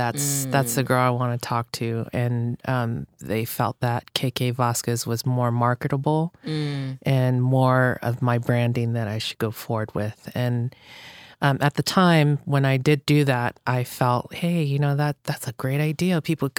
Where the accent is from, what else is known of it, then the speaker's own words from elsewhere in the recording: Hawaii, United States; But I'm like, that's my roots. That's where I came from. I grew up in Hawaii, went to Kamehameha schools